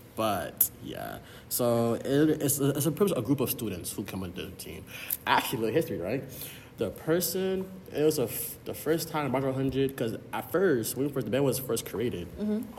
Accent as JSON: {"language": "English", "area": "Broward County", "region": "Florida", "country": "United States", "said": "a first year computer science scholar hailing from Broward County, Florida."}